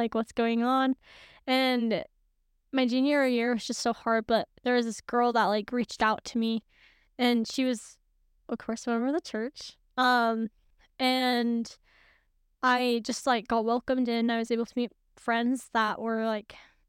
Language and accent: English; Missouri, United States; moved away; Well, I grew up in Missouri.